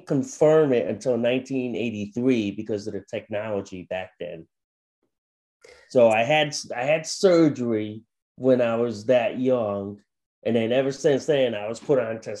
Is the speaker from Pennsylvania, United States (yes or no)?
no; Plainville, Connecticut, United States; also born or lived in Thailand; I'm from Plainville, Connecticut in the New England states. So I've been a lifelong New Englander since birth. I'm originally from Thailand, so I immigrated as a baby.